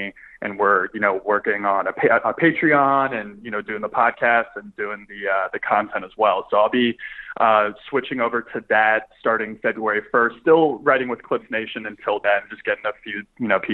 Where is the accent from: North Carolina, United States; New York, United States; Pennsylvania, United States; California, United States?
New York, United States; I am, just as a New Yorker, kind of used to that, like, day in, day out chaos